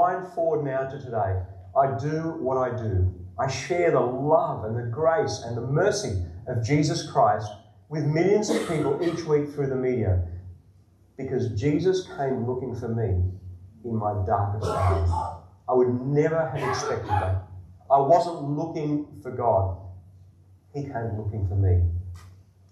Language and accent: English; Wollongong, New South Wales, Australia; born or raised there; accent: Australian